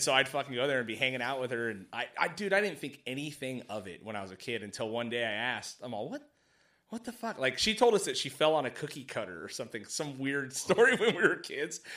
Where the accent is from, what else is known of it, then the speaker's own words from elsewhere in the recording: Mojave Desert, California, United States; I grew up in the desert, right? Like, way out in Mojave